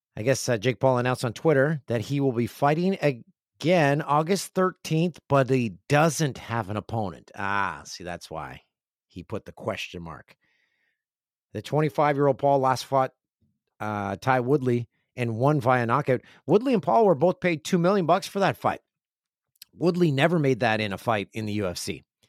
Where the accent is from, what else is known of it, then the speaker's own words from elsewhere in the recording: Kawarthas, Ontario, Canada; moved away; The one fifteen is a highway that I travel to my hometown, and it's the gateway to Kawarth, the Kawarthas